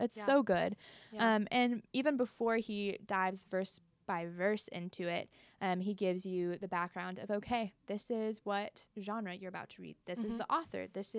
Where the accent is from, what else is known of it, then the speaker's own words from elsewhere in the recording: the Bible Belt, United States; Can you tell I grew up in the Bible Belt?